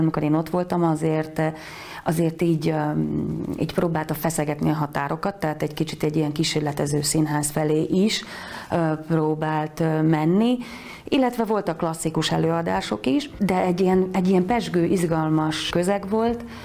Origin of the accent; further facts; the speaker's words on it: Tornaľa, Banská Bystrica Region, Slovakia; accent: Palóc; moved away as an adult; also born or lived in Košice / Bratislava; now in Budapest, Hungary; Tornajára jártam alapiskolába, én egy mezőgazdász családból származom